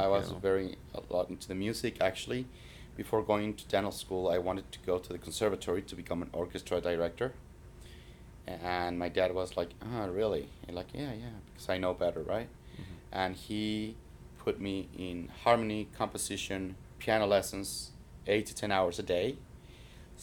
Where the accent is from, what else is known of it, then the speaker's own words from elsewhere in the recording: Mexico City, Mexico; English is a second language; moved away as an adult; also born or lived in Toronto, Canada / Texas / Puerto Rico; now in Florida, United States; Born and raised in Mexico City